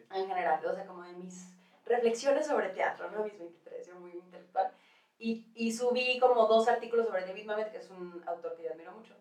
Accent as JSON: {"language": "Spanish", "town": "Guadalajara", "region": "Jalisco", "country": "Mexico", "also_born_or_lived": "New York", "moved": "as an adult", "lives_now": "Mexico City, Mexico", "said": "llego a la Ciudad de México yo, de Guadalajara"}